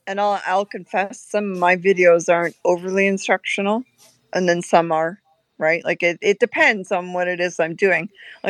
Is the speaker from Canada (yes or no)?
yes; Canada; moved away; So for us to change, we came from Canada to come here, but we came so that we could have this lifestyle.